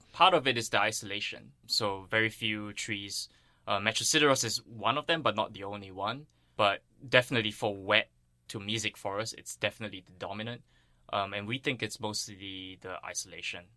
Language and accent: English; Singapore; moved away; I grew up on Singapore